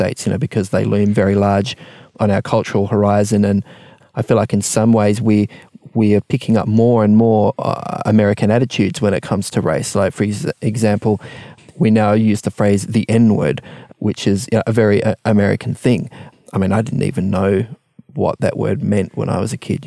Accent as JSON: {"language": "English", "town": "Melbourne", "region": "Victoria", "country": "Australia", "tie": "born or raised there", "said": "I grew up in Melbourne too"}